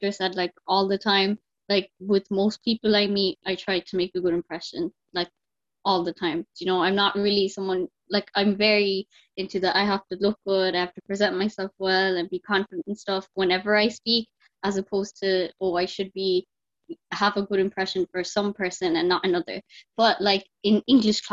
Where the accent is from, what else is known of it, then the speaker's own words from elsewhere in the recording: Ireland; I'm 20 and I'm from Ireland